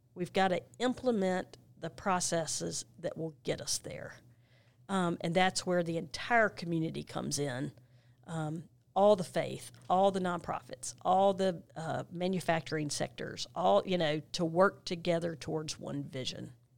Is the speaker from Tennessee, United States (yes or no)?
no; Monroe, North Carolina, United States; moved away as an adult; now in Gaston County, United States; I grew up in Monroe, North Carolina